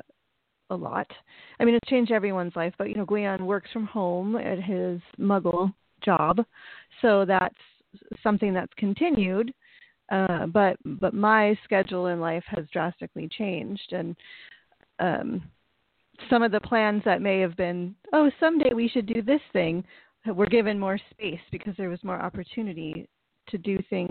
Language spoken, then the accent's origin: English; United States; I was raised in the United States